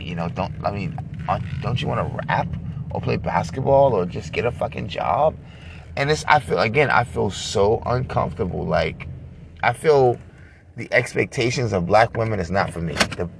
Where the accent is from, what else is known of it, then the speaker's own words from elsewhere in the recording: New York, United States; Thank God I'm older. I got thicker skin. I'm from New York. I don't give a shit.